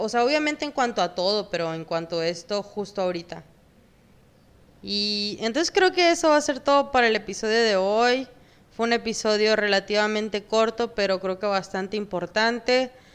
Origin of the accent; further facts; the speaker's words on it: Sonora, Mexico; also born or lived in Mexico City; los mexicanos venimos de todos los colores habidos y por haber